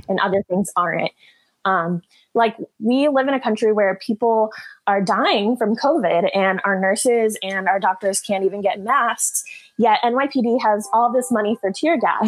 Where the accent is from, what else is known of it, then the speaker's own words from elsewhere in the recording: North Georgia, United States; also born or lived in Michigan; I'm from North Georgia